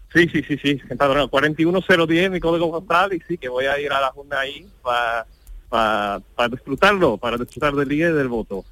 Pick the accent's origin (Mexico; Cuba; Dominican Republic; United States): United States; Spanish is a second language; moved away as an adult; now in Seville, Spain; ya llevo 23 años aquí, ya soy, soy extranjero, pero tengo el orgullo de ser ahora americano tanto como andaluz